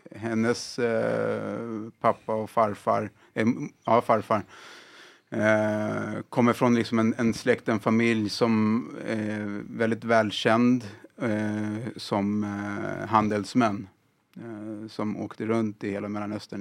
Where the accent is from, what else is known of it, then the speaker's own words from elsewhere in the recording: Sweden; Jag är född och uppvuxen här i, i Sverige